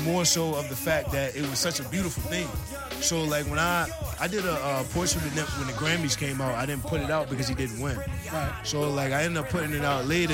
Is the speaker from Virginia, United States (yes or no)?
yes; Virginia, United States; I'm from Virginia